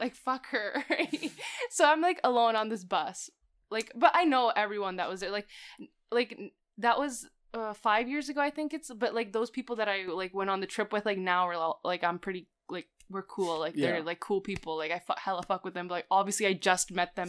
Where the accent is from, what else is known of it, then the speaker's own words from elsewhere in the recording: California, United States; born there; Like, I was born in California, but like, I don't know.